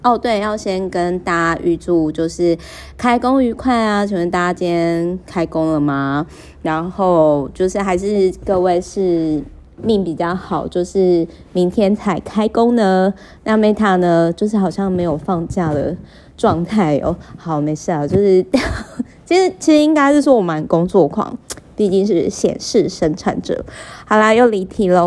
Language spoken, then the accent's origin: Chinese; Kaohsiung, Taiwan; now in Taipei, Taiwan; 我每次回高雄